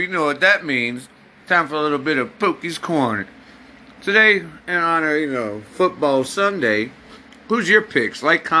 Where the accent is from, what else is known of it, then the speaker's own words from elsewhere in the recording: New Jersey, United States; now in North Carolina, United States; I'm from Jersey, baby. And I don't live down here in North Carolina.